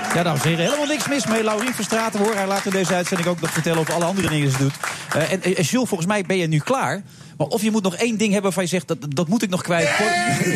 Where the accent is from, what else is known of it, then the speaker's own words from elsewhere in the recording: Cuijk, North Brabant, Netherlands; Ik kom uit Kuik